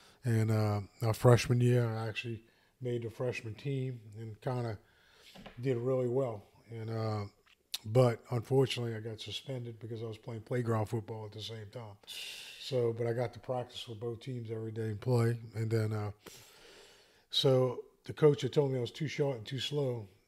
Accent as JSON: {"language": "English", "town": "Arabi", "region": "Louisiana", "country": "United States", "tie": "born or raised there", "said": "I grew up in Araby, Louisiana, which was a great neighborhood. Had lots of friends, lots of people my age."}